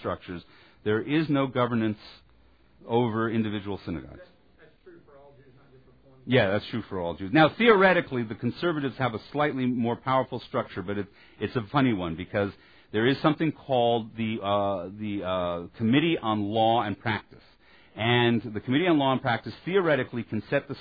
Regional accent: Texas, United States; As a Texan

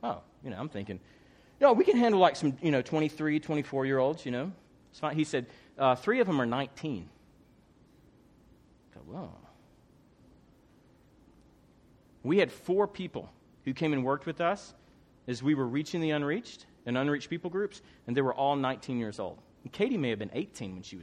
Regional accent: Tennessee, United States; I'm from Tennessee

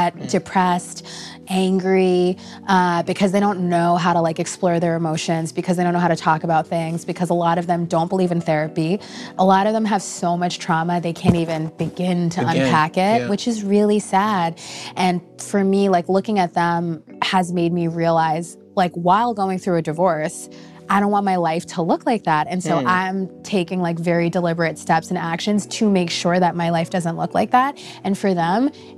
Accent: New York City, New York, United States; I was this girl from the Bronx

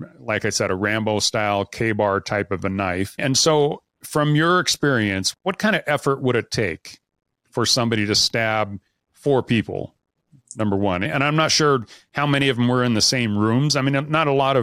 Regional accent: Idaho, United States; now in Utah, United States; I was born and raised in Idaho, so I am a Idaho boy through and through. I live in Utah now, but all of my roots are in Idaho.

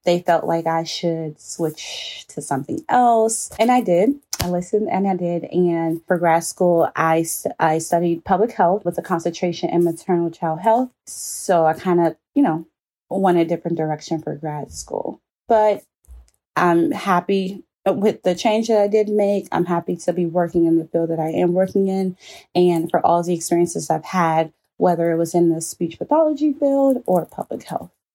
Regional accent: Prince George's County, Maryland, United States; I was born in Maryland, Prince George's County to be more direct. And I've been here almost my entire life.

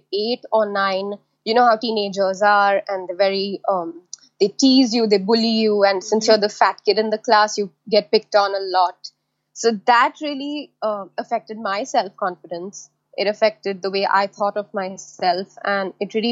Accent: India; living in India and growing up in India

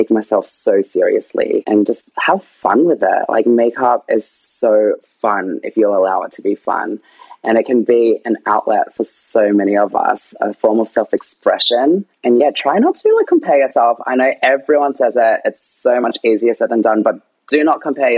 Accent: Canberra, Australian Capital Territory, Australia; I've never left Canberra. I've never left my hometown.

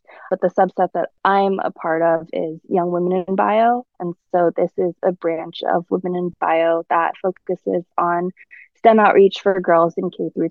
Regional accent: Bay Area, California, United States; I was born in the Bay Area and I've been living here for my whole life.

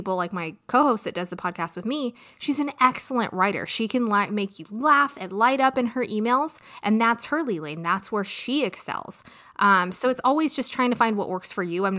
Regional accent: California, United States; I am from California

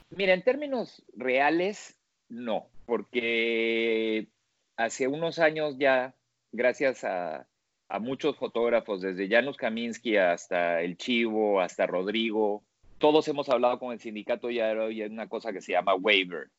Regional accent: Peru; moved away as an adult; also born or lived in Italy; nací en el Perú, de una familia italiana, entonces terminando los primeros años de arquitectura en el Perú

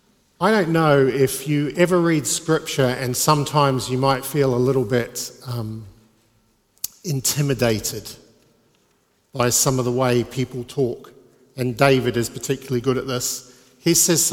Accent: New Zealand; now in England; I'm from New Zealand. I was going to say I'm a Kiwi

